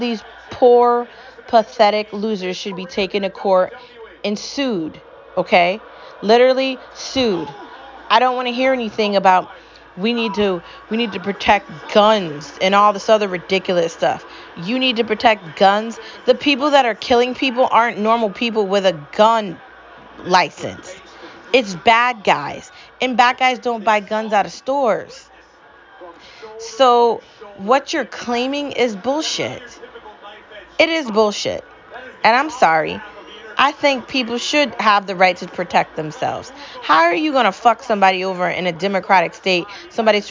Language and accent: English; United States; As an American